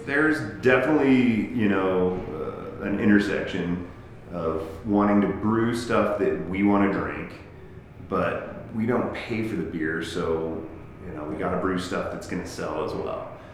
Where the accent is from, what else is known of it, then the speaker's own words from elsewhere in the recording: Colorado Springs, Colorado, United States; also born or lived in England / Denver; now in Salida, United States; I grew up in Colorado Springs